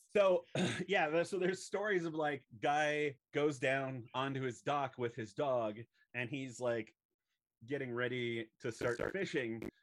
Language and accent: English; Southern California, United States; I grew up in Southern California